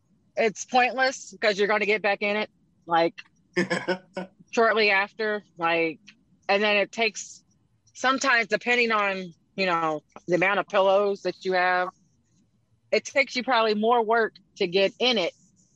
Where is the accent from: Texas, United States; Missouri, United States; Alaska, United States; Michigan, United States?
Missouri, United States; St. Louis; So we're both from St. Louis.